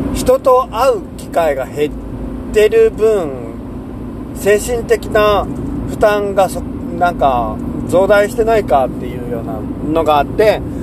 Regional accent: Seto Inland Sea coast, Japan; moved away as an adult; also born or lived in Shikoku / Kansai; now in Shimane, Japan; 瀬戸内海沿岸で生まれ育って

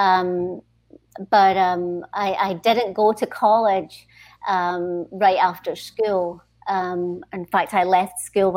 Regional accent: Stoneyburn, Scotland, United Kingdom; moved away; also born or lived in Singapore; It was actually a small mining village in between Glasgow and Edinburgh, and the name of the village is Stonyburn, and so that's where I grew up

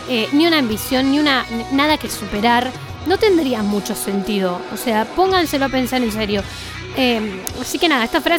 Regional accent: Bariloche, Río Negro, Argentina; soy de Bariloche.

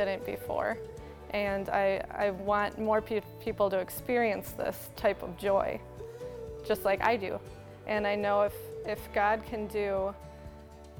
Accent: Wisconsin, United States; moved away as an adult; now in Cape Coral, United States; My husband and I were born and raised in Wisconsin

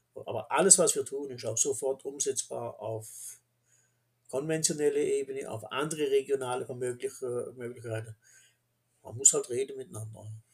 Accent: Black Forest, Baden-Württemberg, Germany; Wir im Schwarzwald

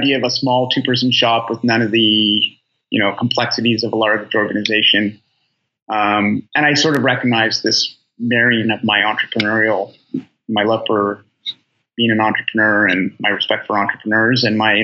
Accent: Halifax, Nova Scotia, Canada; moved away as an adult; also born or lived in Toronto, Canada; it's home. It's home for me.

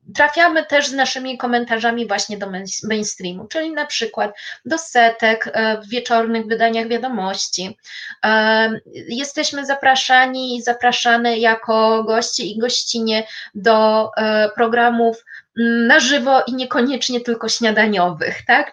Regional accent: Poland; ja z Polski

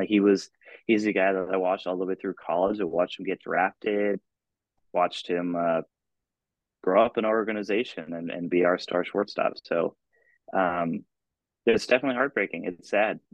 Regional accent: Ithaca, New York, United States; also born or lived in Rochester, New York; I'm originally from Ithaca, New York.

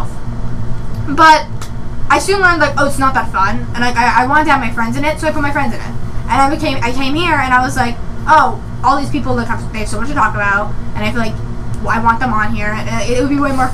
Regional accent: Massachusetts, United States; I am 17, from Massachusetts.

